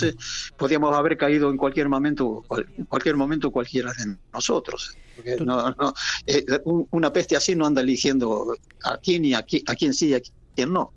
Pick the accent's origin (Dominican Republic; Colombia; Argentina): Argentina; also born or lived in Madrid, Spain; now in Spain; me contrataron a mí como argentino